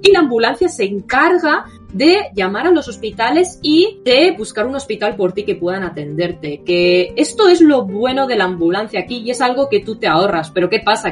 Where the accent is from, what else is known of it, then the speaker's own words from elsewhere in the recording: Spain; now in Japan; yo es que vengo de España